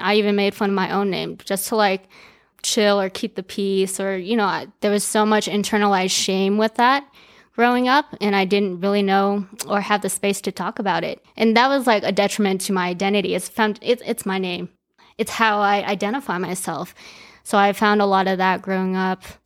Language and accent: English; Aurora, Colorado, United States; English is a second language; also born or lived in Japan / China; I grew up in Aurora, Colorado, also known as A Town